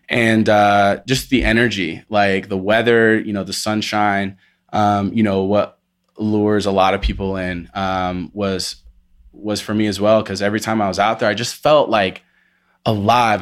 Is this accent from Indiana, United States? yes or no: yes; Indiana, United States; moved away as an adult; now in Colorado, United States; I'm from, uh, Indiana, Midwest, born and raised till I was twenty-one, moved out here when I was twenty-one